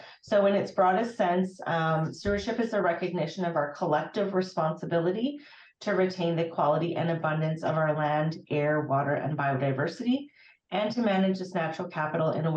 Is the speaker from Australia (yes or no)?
no; Fairview, Alberta, Canada; I did grow up in rural northwestern Alberta